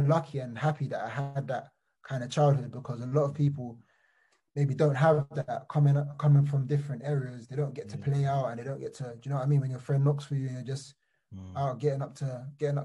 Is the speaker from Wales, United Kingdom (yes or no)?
no; London, United Kingdom; I was born in Wandsworth Borough, Battersea